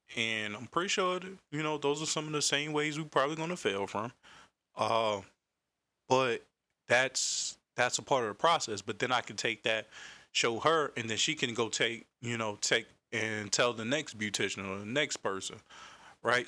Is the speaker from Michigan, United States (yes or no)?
no; Raleigh, North Carolina, United States; I'm from Carolina, Raleigh to be exact, South Side to be exact